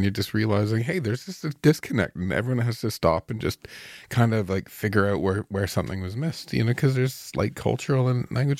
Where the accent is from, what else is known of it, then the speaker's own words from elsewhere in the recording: Canada; But it's kind of as a Canadian